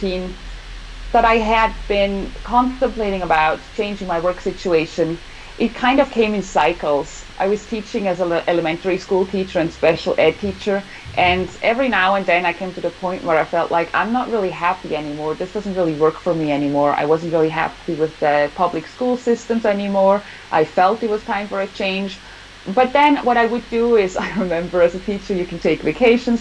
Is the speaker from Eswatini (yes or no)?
no; Switzerland; also born or lived in Southern California, United States; now in California, United States; I am from Switzerland, like Ronja, and now, right now, I live in California